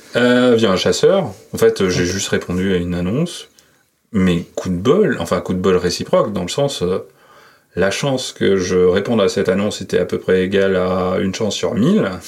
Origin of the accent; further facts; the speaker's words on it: Bordeaux, Nouvelle-Aquitaine, France; moved away as an adult; also born or lived in Paris; je suis né à Bordeaux. Mm-hmm. Bordeaux-Codéran, euh, pour euh, j'ai passé toute ma jeunesse là-bas